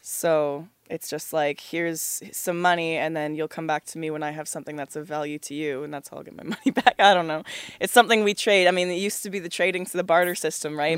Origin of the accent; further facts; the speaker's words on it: Oakville, Ontario, Canada; I grew up in Oakville, Ontario